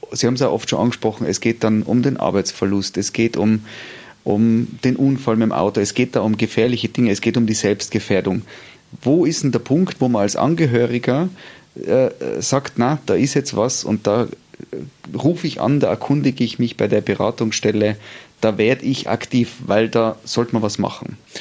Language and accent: German; Tyrol, Austria; bei uns in Tirol